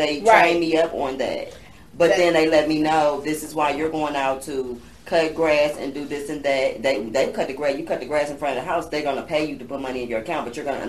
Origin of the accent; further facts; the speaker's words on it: Oakland, California, United States; moved away; I'm from Oakland, California.